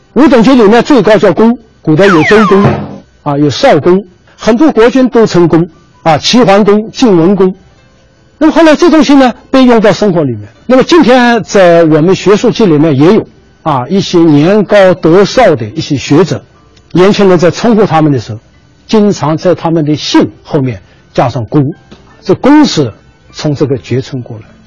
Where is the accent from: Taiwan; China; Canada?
China; Beijing; accent: Beijing dialect; 我们北京话有一个叫宁，这宁就是表达尊重的